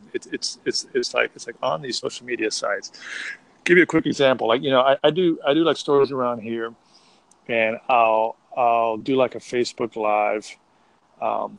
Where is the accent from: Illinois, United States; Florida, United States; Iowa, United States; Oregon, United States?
Florida, United States; Miami; now in Austin, United States; I'm from South Florida. I'm from Miami